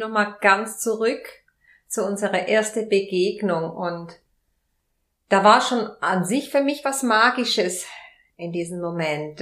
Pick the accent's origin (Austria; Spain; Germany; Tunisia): Spain; moved away; ich bin Spanierin